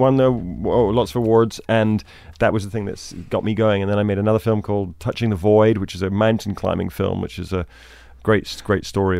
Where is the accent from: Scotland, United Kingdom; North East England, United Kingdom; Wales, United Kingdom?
Scotland, United Kingdom; I grew up in Scotland, the countryside, north of Glasgow, near Loch Lomond.